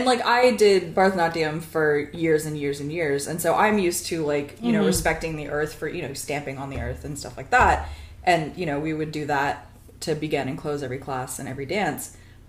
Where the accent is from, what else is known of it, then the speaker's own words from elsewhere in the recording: Taiwan; also born or lived in United States; Like, as an Indian person born in America, you're automatically othered because you're brown. And then going back to India, you're othered because you're not Indian enough. And then, you know, growing up in Taiwan, like, what the fuck are you?